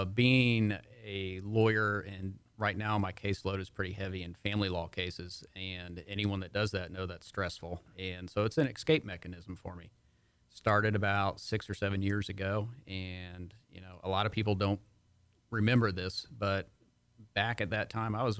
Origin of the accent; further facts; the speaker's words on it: Houston, Texas, United States; Well, going back to coming here, I can't say I was born in Montgomery County, but I got here as fast as I could from the Houston area.